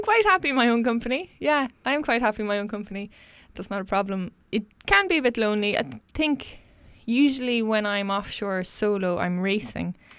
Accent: Westport, Connacht, Ireland; also born or lived in Galway; I am a proud Mayo woman. I grew up in Westport, um, County Mayo

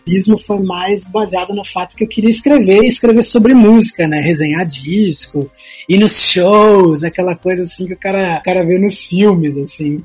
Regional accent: Porto Alegre, Rio Grande do Sul, Brazil; Eu sou de, de, sou de Porto Alegre

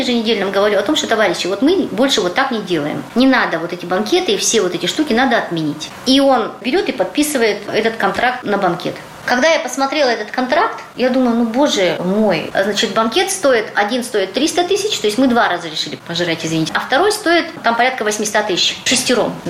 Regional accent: Yakutsk, Sakha Republic, Russia; born or raised there

